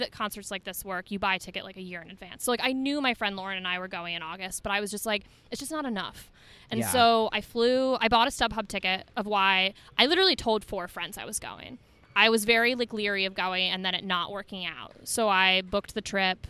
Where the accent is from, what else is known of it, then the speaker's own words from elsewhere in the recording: Detroit, Michigan, United States; growing up in the Detroit area